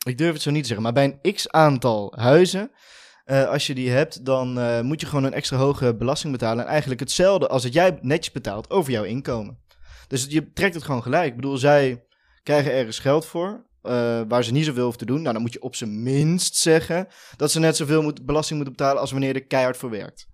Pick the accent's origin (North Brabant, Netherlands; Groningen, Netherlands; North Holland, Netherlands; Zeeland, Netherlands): North Brabant, Netherlands; Veldhoven; ik kom uit Veldhoven, is een dorpje naast Eindhoven.